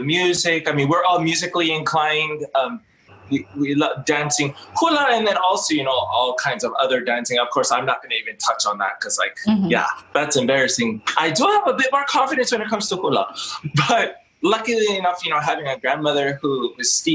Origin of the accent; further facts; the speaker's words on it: Kona, Hawaii, United States; born and raised on Hawaii Island in Kona, above the airport in Kalaua.